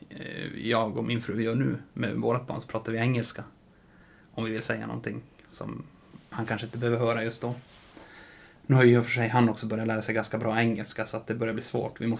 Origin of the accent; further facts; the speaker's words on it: Norrbotten County, Sweden; varför jag är tornedaling